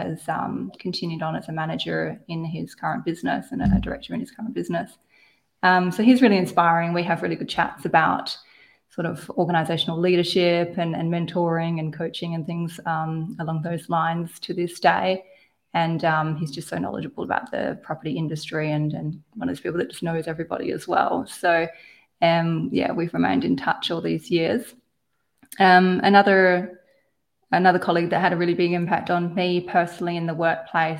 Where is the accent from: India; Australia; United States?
Australia; Perth, Western Australia; I'm from Perth, you know. I'm from Subiaco. That's where I grew up